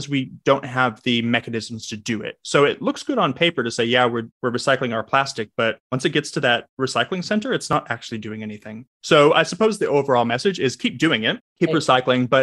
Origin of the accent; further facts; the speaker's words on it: Southern California, United States; I'm from Southern California